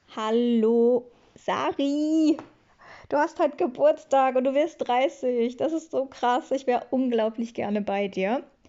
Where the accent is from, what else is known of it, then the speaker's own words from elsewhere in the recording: Schwelm, North Rhine-Westphalia, Germany; moved away; also born or lived in Bochum; ich komme aus Schwelm und Schwelm ist eine eigenständige Stadt